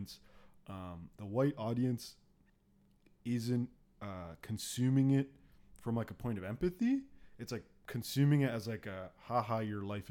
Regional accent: Pickering, Ontario, Canada; also born or lived in Ajax, Ontario; I grew up in Ajax and then Pickering

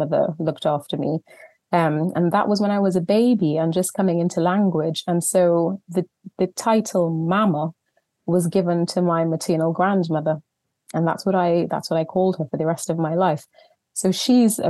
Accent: Trinidad & Tobago; moved away as an adult; now in England, United Kingdom; I was born in Trinidad and Tobago in the Caribbean just over 40 years ago now, and grew up there, had my whole childhood out there

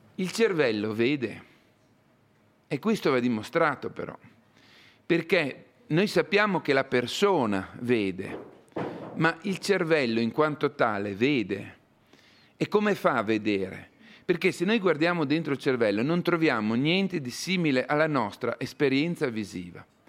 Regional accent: Bareto, province of Parma, Emilia-Romagna, Italy; al mio paesino natio in Italia, al Bareto, in provincia di Parma

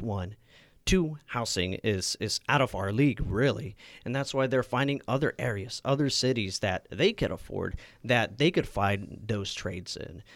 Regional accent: Napa, California, United States; also born or lived in Sacramento; being and growing up in Napa

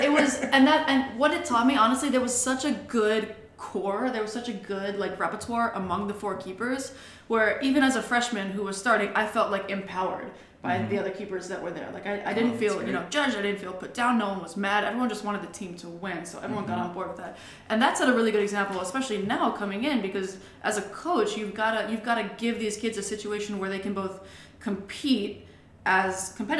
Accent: Hawaii, United States; moved away as an adult; also born or lived in Durham, North Carolina / Boston / Hartford, Connecticut; I am from Hawaii.

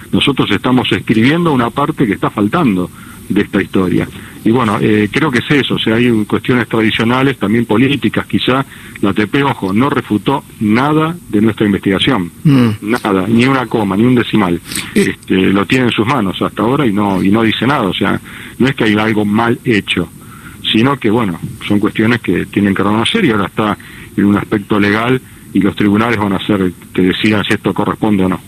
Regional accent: Argentina

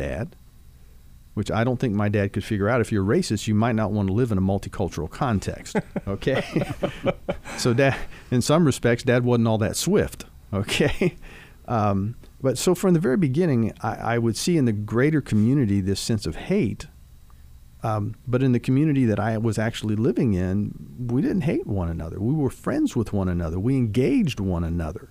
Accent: Dayton, Ohio, United States; now in Kentucky, United States; growing up in Dayton, Ohio

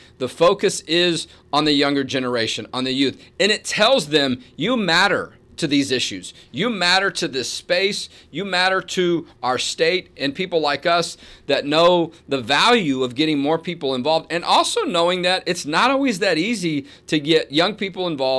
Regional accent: Texas, United States; living in Texas, growing up in Texas, the standards are high, right?

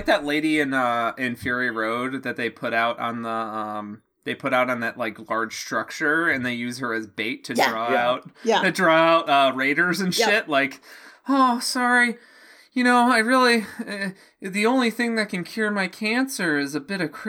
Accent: Illinois, United States; I mentioned this fucking every third episode, but I'm from the Chicago suburbs

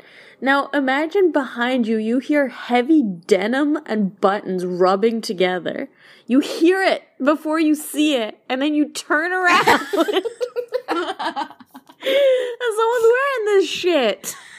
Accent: Alberta, Canada; moved away; So this is an Alberta story. I know I'm away from my hometown, my home province now

